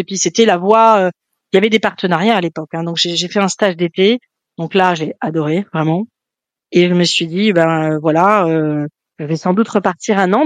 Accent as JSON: {"language": "French", "town": "Paris", "region": "Île-de-France", "country": "France", "tie": "born or raised there", "also_born_or_lived": "Nantes / England", "moved": "yes", "said": "j'ai été élevée à Paris, euh, dans le centre de Paris"}